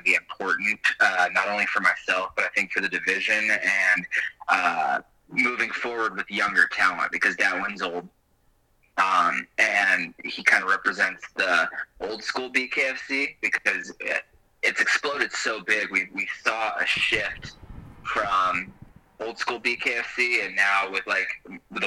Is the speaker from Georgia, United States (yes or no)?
no; Great Falls, Montana, United States; I grew up wrestling in Great Falls